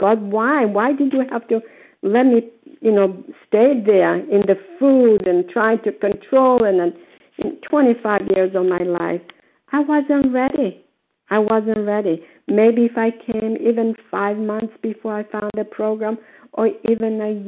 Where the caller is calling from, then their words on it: Port Charlotte, Florida, United States; grateful, recovered, compulsive overeater, and I'm calling from Port Charles, Florida.